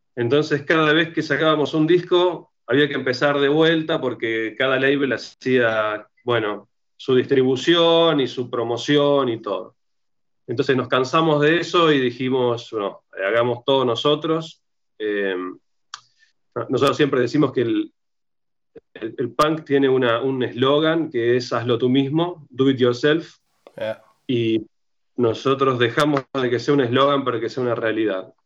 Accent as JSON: {"language": "Spanish", "town": "Rosario", "region": "Santa Fe", "country": "Argentina", "said": "Yo soy de Rosario, que es una ciudad de Argentina"}